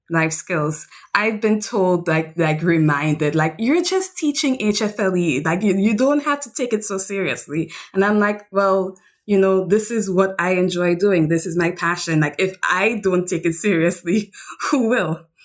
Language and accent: English; St. Lucia; also born or lived in Pennsylvania / Japan; I come from the Caribbean island of Saint Lucia